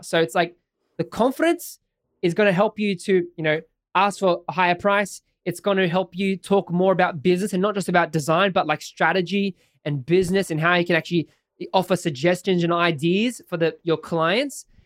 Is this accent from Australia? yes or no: yes; Sydney, New South Wales, Australia; I'm an Aussie guy from Sydney, Australia. Lived here all my life